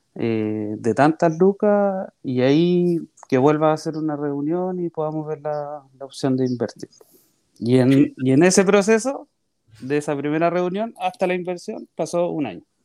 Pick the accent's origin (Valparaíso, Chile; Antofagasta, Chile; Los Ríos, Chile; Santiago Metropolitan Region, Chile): Santiago Metropolitan Region, Chile; María Pinto; Yo soy nacido en María Pinto, que es un pueblito chiquitito que está cerca de Santiago